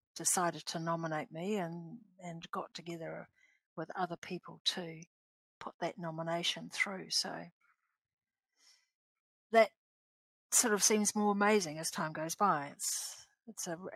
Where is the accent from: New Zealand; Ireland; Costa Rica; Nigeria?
New Zealand; Napier, Hawke's Bay; moved away; also born or lived in Nauru; born and raised in Napier, which is not my tribal area.